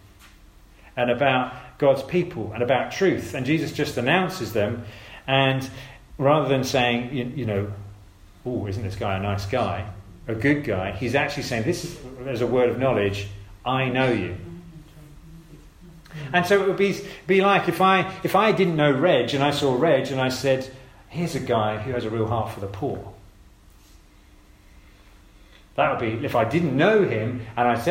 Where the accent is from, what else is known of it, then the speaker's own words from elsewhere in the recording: Addlestone, South East England, United Kingdom; I come from Addleston